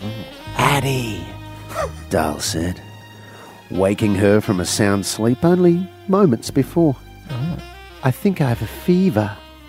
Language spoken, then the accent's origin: English; Adelaide, South Australia, Australia; I didn't grow up in Adelaide Best. I grew up in Adelaide, the city.